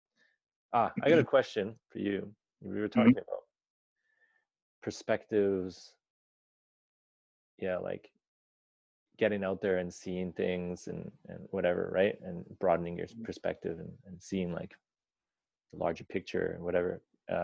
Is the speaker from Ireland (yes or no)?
no; Vancouver, British Columbia, Canada; now in Japan; I grew up in Vancouver